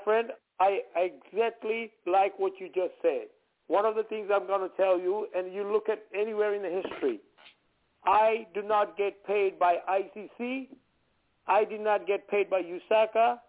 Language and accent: English; India; now in United States; being an Indian